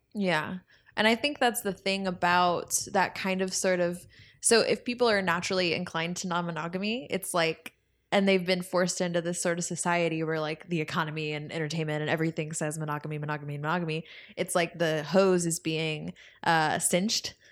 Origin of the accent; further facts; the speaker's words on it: Spring, Texas, United States; growing up in Spring, Texas